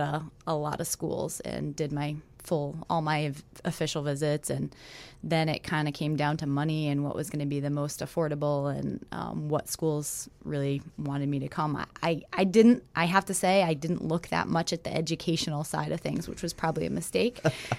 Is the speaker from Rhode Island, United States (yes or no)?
yes; Rhode Island, United States; I was from Rhode Island, really small state.